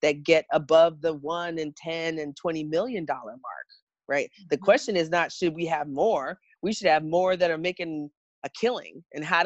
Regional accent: New York, United States; also born or lived in Jamaica; I was born in Jamaica, but grew up in New York

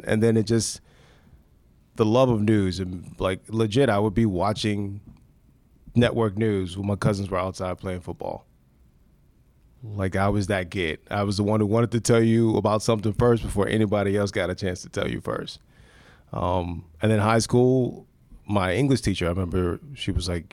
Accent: Maryland, United States; moved away as an adult; now in Cleveland, United States; Of course I'm from Maryland

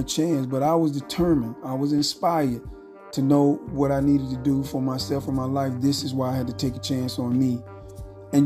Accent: Phenix City, Alabama, United States; I grew up in Frederick Douglass Apartments in Phenix City, Alabama

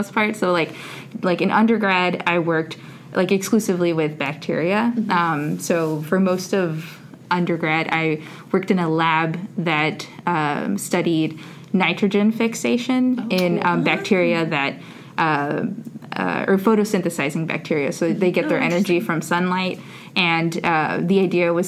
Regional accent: Whittier, California, United States; moved away; also born or lived in San Diego, California; I am originally from Southern California, from a little city that's like a suburb of L.A. called Whittier

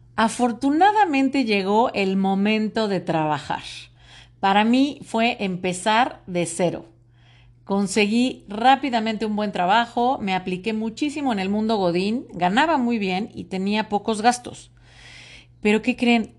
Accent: Mexico; soy orgullosamente mexicana

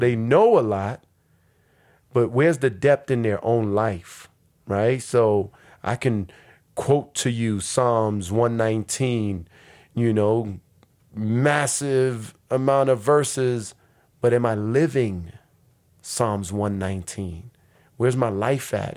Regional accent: New York City, New York, United States; moved away as an adult; now in Newark, United States; I grew up in New York City between Harlem and the Bronx

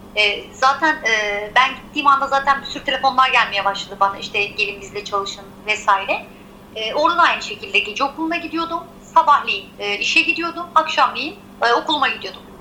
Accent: Izmir, Turkey; also born or lived in Giresun (ancestry); doğma büyüme İzmirliyim

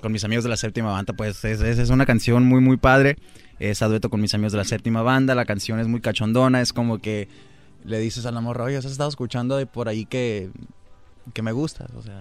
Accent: Tucson, Arizona, United States; de allá de donde soy yo, Tucson, Arizona

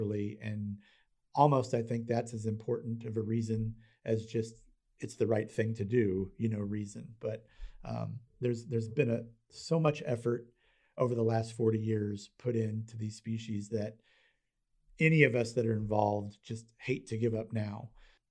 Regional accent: United States; as an American

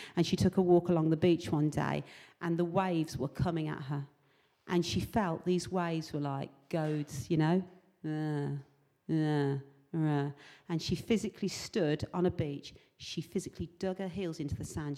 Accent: England, United Kingdom; I'm from England

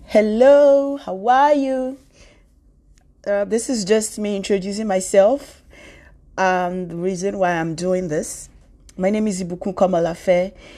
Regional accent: Nigeria; now in New York City, United States; I'm a Nigerian. I live in New York City.

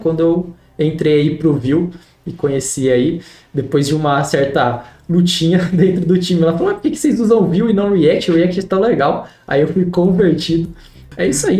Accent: Piracicaba, São Paulo, Brazil; accent: caipira; eu sou de, de Piracicaba, interior de São Paulo. Então, eu sou o famoso caipira aí

